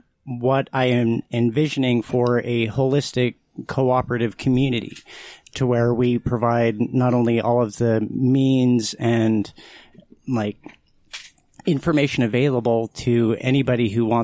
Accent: Utah, United States; born there; I was born in Utah.

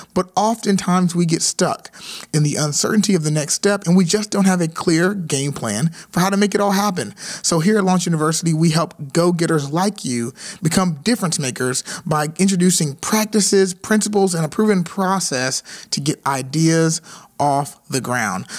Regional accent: Nashville, Tennessee, United States; Vanderbilt University uh, in, in Nashville, Tennessee, my hometown.

